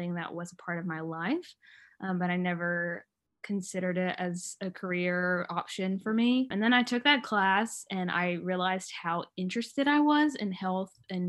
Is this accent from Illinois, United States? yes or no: no; Cameron, North Carolina, United States; I'm originally from Cameron, North Carolina, which is about an hour from Raleigh. Very small town where I grew up